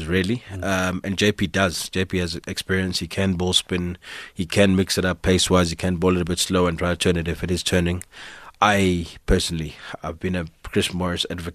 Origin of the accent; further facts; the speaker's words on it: South Africa; I'm a South African